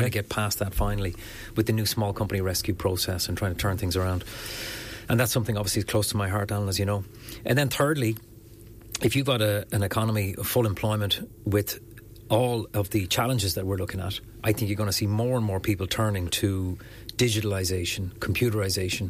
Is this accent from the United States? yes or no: no; Enniscorthy, Leinster, Ireland; my hometown of Enniscorthy